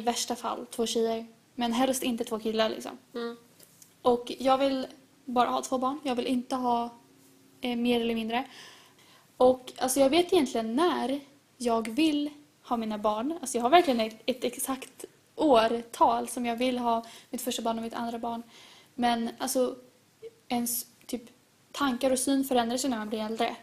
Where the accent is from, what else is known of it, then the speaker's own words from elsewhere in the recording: Sweden; jag vill att mina barn ska växa upp i Sverige precis som mig